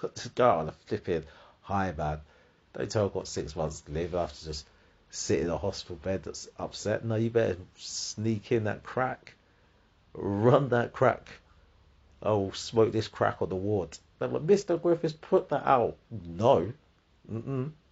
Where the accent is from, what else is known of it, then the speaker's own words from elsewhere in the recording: United Kingdom; I'm British